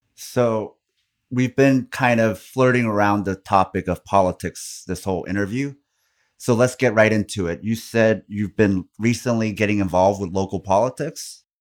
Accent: South Korea; now in United States; I come from Korea

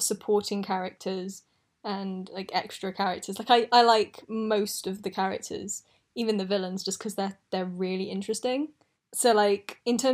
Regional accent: United Kingdom; I was doing my GCSEs then, because I'm British

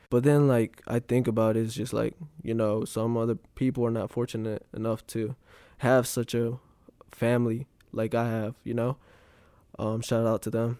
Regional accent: Graham, North Carolina, United States; I'm from Graham, North Carolina

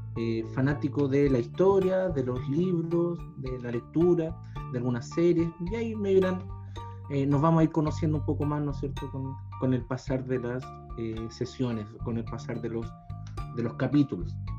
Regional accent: Los Andes, Valparaíso, Chile; soy de los Andes, no soy de Santiago, no soy de la capital

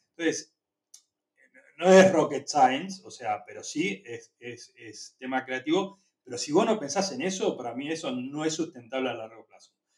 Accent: Argentina; also born or lived in Chile; somos argentinos

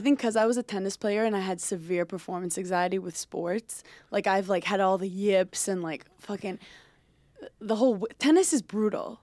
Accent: New York City, New York, United States; I grew up in Brooklyn

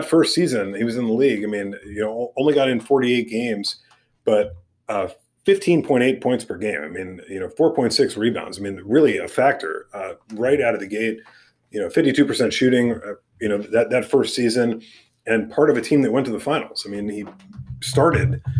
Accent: New York City, New York, United States; my youth growing up in New York City

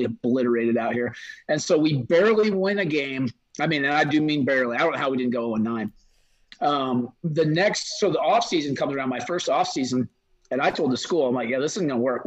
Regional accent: Midwest, United States; moved away as an adult; also born or lived in the South; now in Idaho, United States; as a Midwesterner

